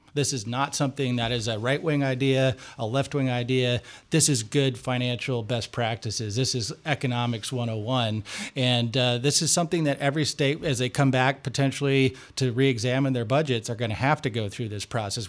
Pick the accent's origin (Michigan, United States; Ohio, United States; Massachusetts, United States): Michigan, United States; now in Washington, United States; my home state of Michigan